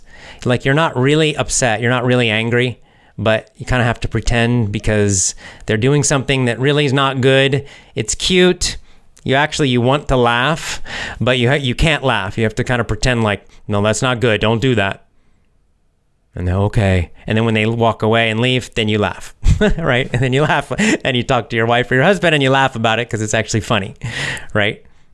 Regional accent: Russia; born there; I was born in Russia. I still live here.

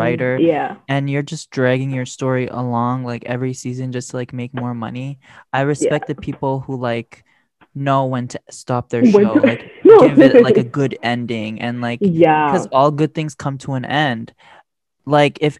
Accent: Eritrea; I'm from Eritrea.

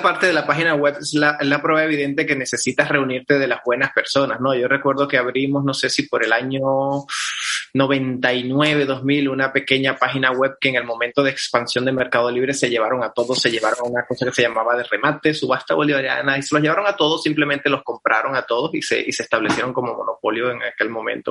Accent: Venezuela; soy venezolano, médico de Venezuela

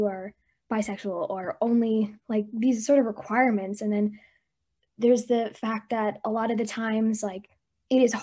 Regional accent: United States; My parents immigrated to America from India around the early 2000s. So I grew up here in the States. I grew up in a very small white town

